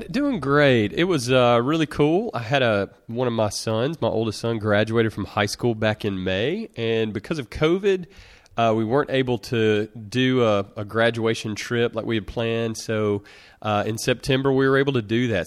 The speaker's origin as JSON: {"language": "English", "town": "Russellville", "region": "Alabama", "country": "United States", "tie": "born or raised there", "said": "the only person from my hometown of small town Russellville, Alabama, in rural Alabama"}